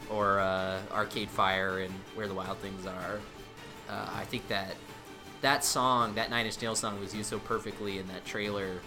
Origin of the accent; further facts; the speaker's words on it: United States; we're we're American